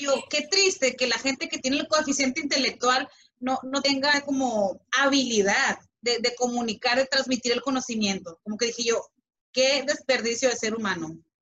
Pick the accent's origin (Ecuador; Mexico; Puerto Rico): Mexico; como mexicano